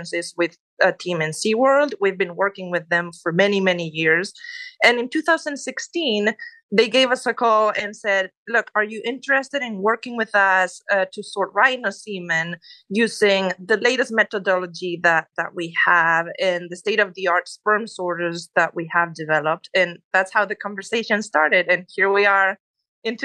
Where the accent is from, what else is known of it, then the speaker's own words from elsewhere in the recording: Spain; English is a second language; moved away as an adult; now in Texas, United States; As you can tell, I'm originally from Spain